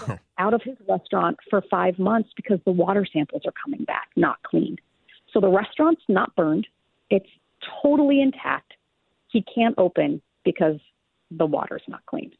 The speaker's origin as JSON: {"language": "English", "region": "California", "country": "United States", "tie": "born or raised there", "moved": "yes", "lives_now": "Minnesota, United States", "said": "I grew up in California"}